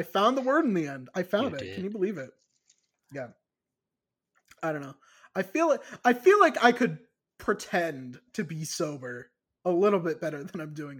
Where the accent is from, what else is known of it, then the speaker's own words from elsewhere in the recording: Ireland; I can say that because I'm Irish, you know. Like, it's in my blood, you know.